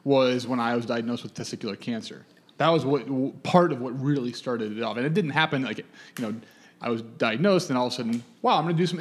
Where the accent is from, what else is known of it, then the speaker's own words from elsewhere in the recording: Chicago, Illinois, United States; now in New York, United States; I'm from Chicago